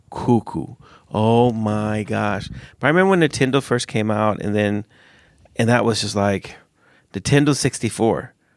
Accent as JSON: {"language": "English", "country": "United States", "tie": "born or raised there", "moved": "yes", "lives_now": "Sweden", "said": "I grew up in America."}